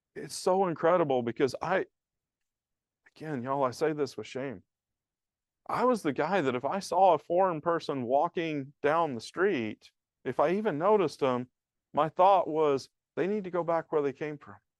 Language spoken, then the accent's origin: English; the South, United States; now in Laramie, United States; I grew up in the South